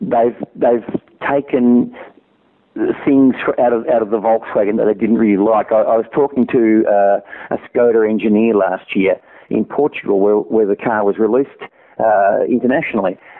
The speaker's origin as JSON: {"language": "English", "country": "Australia"}